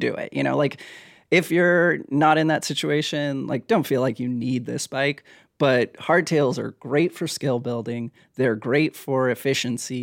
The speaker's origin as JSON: {"language": "English", "region": "Hawaii", "country": "United States", "tie": "born or raised there", "also_born_or_lived": "Oregon", "moved": "yes", "said": "I grew up in Hawaii"}